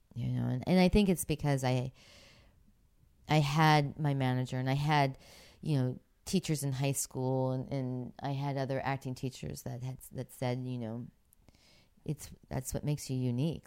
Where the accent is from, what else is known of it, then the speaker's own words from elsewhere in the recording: Pittsburgh, Pennsylvania, United States; moved away; growing up in Pittsburgh